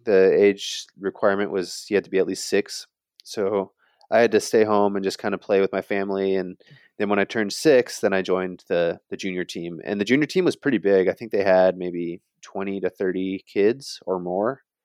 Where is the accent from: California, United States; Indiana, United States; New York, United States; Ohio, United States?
Indiana, United States; South Bend; I grew up in South Bend, Indiana